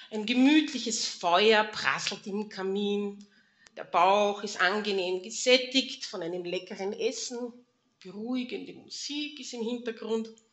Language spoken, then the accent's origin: German; Mistelbach, Lower Austria, Austria; ich bin in Mistelbach geboren. Ihr seht hier hinten die Kirche. Und wenn ich von zu Hause in den Kindergarten oder in die Schule gehen musste